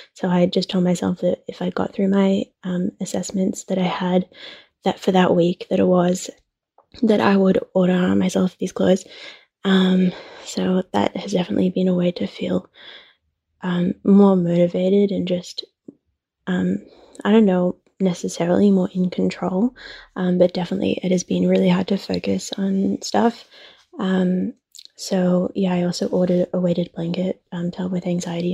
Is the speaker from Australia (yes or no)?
yes; Australia; I'm from Australia